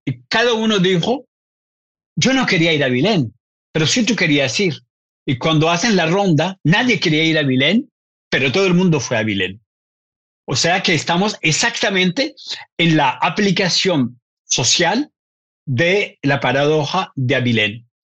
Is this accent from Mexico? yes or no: no; Colombia; nací en, en Colombia